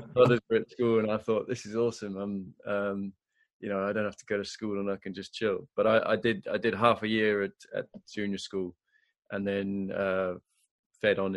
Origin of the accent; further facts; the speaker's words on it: Zimbabwe; also born or lived in Harare, Zimbabwe; now in England; I grew up in Zimbabwe